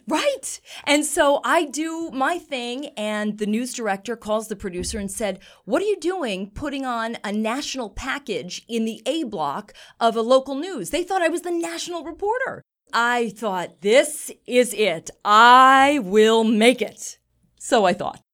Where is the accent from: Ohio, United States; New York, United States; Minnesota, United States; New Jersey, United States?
New York, United States; now in Boston, United States; I grew up in New York